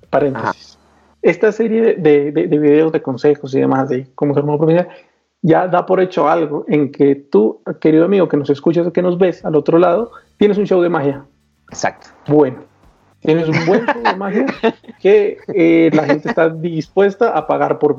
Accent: Colombia; yo vivo en Colombia, soy de Colombia.

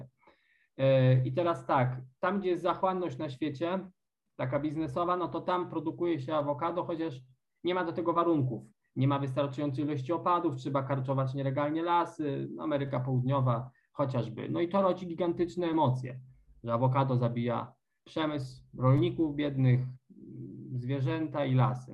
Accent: Poland; moved away as an adult; now in Cambodia

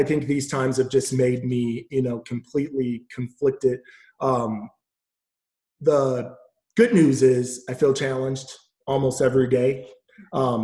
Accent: Milwaukee, Wisconsin, United States; I grew up in Milwaukee, Wisconsin

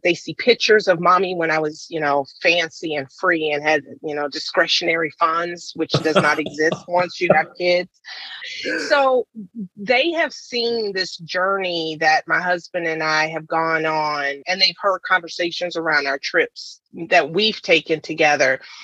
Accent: South Carolina, United States; growing up in South Carolina

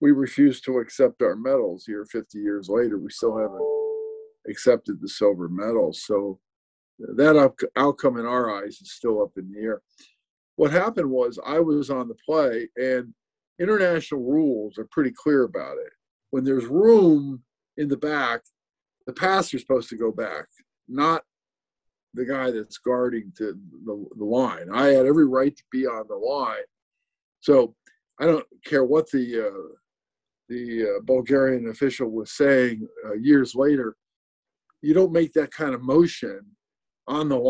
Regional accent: Mansfield, Pennsylvania, United States; born or raised there; moved away as an adult

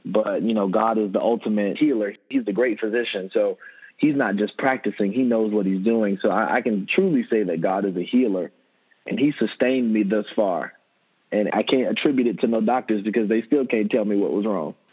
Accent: Orlando, Florida, United States; moved away as an adult; now in Indianapolis, United States; I'm originally from Orlando, Florida

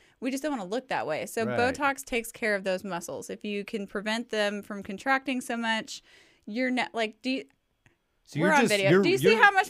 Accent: Fort Worth, Texas, United States; You guys know I'm from Fort Worth

